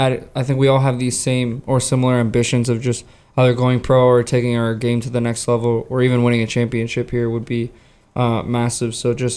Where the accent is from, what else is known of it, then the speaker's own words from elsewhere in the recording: Canada; moved away as an adult; also born or lived in West Virginia; originally I'm from Canada, so I go to school in West Virginia